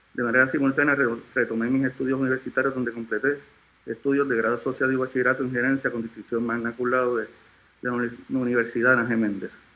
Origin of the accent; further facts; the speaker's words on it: San Juan, Puerto Rico; Nací en San Juan, Puerto Rico, el 9 de abril, de abril de 1965